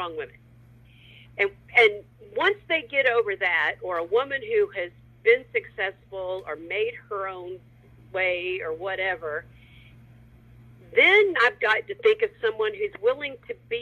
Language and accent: English; Jacksonville, Florida, United States; now in Los Angeles, United States; my hometown of Jacksonville